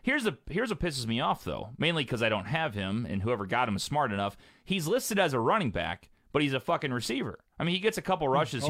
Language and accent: English; Columbia, Illinois, United States; You got the best people in Columbia, Illinois over there, my home, my hometown.